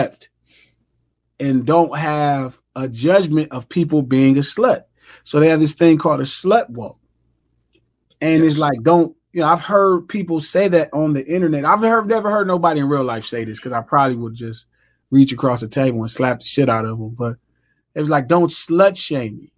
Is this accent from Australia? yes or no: no; United States; I grew up on 117th Street